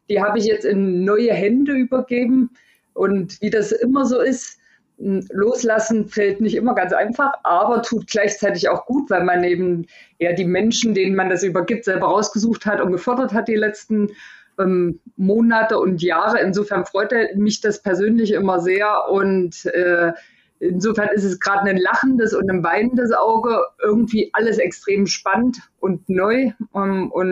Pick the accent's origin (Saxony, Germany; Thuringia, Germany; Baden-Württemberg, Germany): Thuringia, Germany; Erfurt; zumindest bei uns in Erfurt, ich bin in Erfurt groß geworden